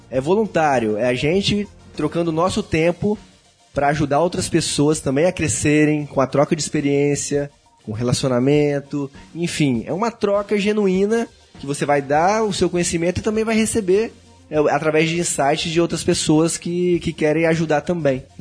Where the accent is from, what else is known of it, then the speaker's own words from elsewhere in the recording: Vila Velha, Espírito Santo, Brazil; Mas eu sou de Vila Velha, Espírito Santo e o Ricardo também, né?